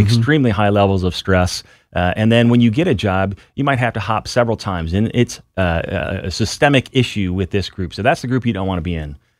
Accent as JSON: {"language": "English", "town": "Findlay", "region": "Ohio", "country": "United States", "tie": "born or raised there", "moved": "as an adult", "said": "I was actually, uh, raised in a little city northwest Ohio, so I joined the Air Force from Findlay, Ohio"}